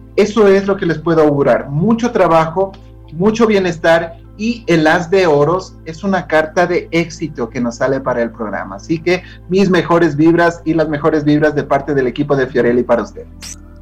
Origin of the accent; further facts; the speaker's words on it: Ecuador; todas las personas que estamos dentro del territorio ecuatoriano